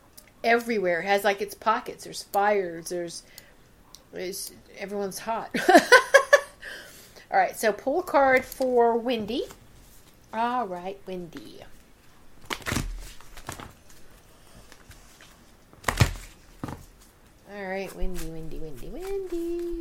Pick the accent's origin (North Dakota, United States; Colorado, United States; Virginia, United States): Virginia, United States; And I'm from Virginia.